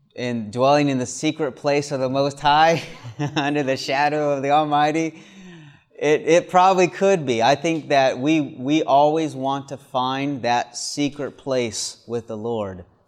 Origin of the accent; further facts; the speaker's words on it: the South, United States; moved away; also born or lived in Michigan; I grew up in the South where the sun always shines just about